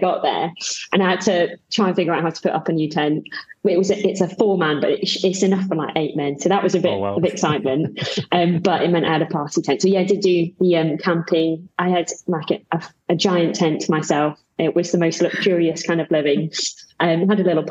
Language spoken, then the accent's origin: English; Cambridge, East of England, United Kingdom; moved away as an adult; also born or lived in Birmingham; now in Sheffield, United Kingdom; I moved here about 3 years ago originally I came from Cambridge, which is the flattest place in the entire universe